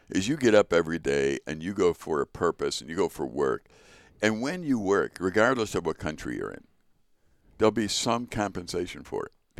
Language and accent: English; Chicago, Illinois, United States; I was born in Chicago to Richard